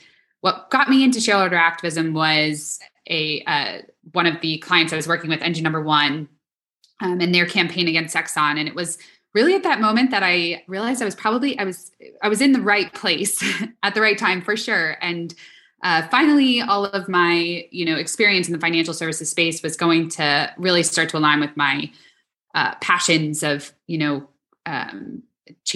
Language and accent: English; New York, United States; I am born and raised in New York.